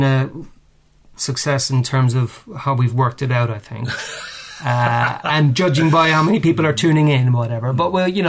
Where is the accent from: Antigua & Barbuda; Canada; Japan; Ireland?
Ireland; moved away as an adult; now in United Kingdom; I mean, I came over from Ireland in 1994, and I started temping in the media here, which was pretty easy to do, I found.